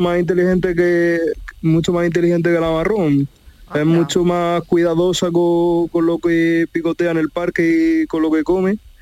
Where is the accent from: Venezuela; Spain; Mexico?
Spain; Pozoblanco, Andalusia; yo soy de Pozo Blanco